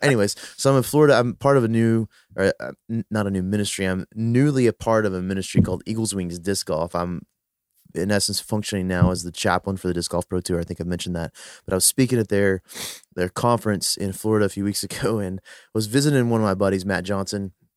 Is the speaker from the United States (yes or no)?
no; Philippines; I'm a Filipino